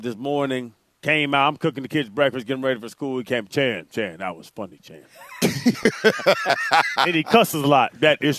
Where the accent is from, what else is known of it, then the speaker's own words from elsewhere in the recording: Atlanta, Georgia, United States; now in South Florida, United States; you know, I'm not from South Florida. I'm an Atlanta guy, but I am now a Davy person. I'm a South Florida dude.